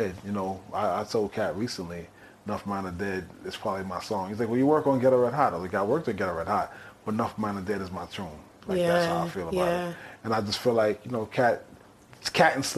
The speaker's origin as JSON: {"language": "English", "region": "New York", "country": "United States", "tie": "born or raised there", "said": "growing up in New York, Jamaican culture is kind of part of New York culture."}